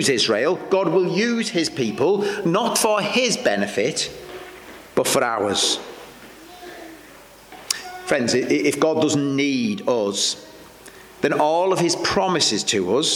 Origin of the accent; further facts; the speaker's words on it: Welsh, Wales, United Kingdom; I'm Welsh